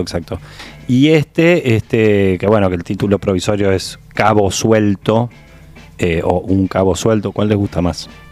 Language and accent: Spanish; Uruguay; soy un actor uruguayo